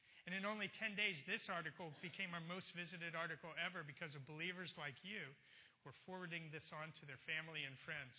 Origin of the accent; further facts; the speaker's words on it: Baltimore, Maryland, United States; born there; also born or lived in California; I'm not a native Californian. I was actually born in Baltimore.